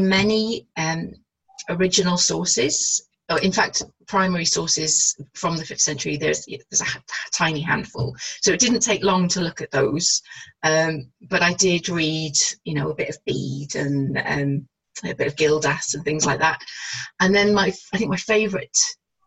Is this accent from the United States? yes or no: no; North Wales, United Kingdom; I grew up in North Wales and I'm bilingual